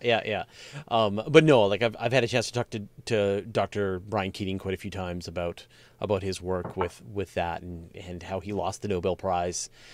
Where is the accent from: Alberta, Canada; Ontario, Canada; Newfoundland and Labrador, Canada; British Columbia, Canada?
British Columbia, Canada; Hornby Island, Gulf Islands; I grew up on the on the Gulf, uh, on the coast, on the Gulf Islands